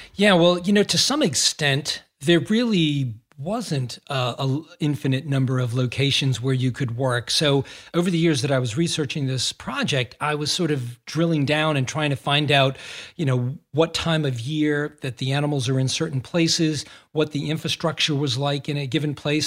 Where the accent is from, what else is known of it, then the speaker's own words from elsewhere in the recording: Massachusetts, United States; I grew up in Massachusetts